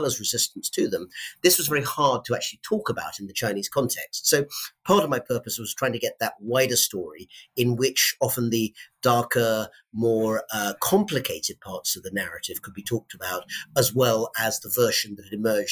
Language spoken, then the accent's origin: English; United Kingdom; growing up in Britain in the late 80s, early 90s